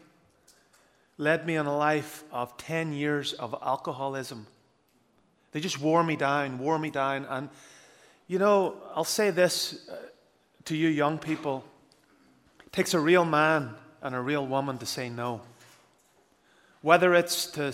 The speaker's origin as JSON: {"language": "English", "region": "Northern Ireland", "country": "United Kingdom"}